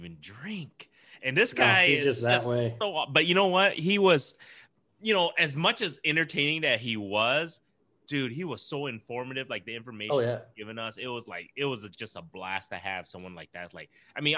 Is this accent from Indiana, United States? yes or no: no; Iowa, United States; we're all from Iowa